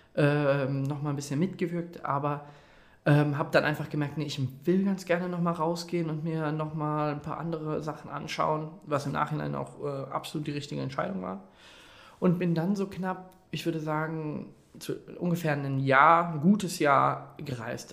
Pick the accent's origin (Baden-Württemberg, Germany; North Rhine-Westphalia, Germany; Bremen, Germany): North Rhine-Westphalia, Germany; Detmold; ich komme gebürtig aus Detmold